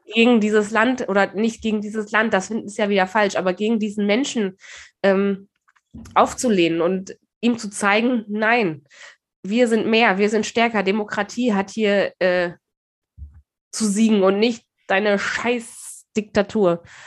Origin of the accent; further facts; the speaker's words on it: Germany; klar sind wir Deutsche